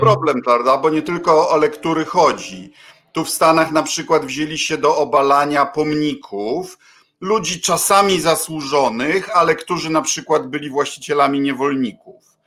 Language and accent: Polish; Poland; obydwaj chodziliśmy do PRL-owskich szkół